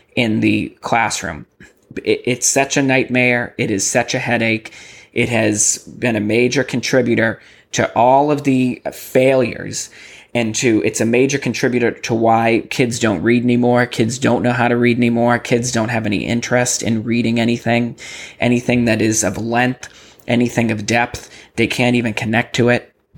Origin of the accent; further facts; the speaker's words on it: Massachusetts, United States; moved away as an adult; now in Texas, United States; I come from Massachusetts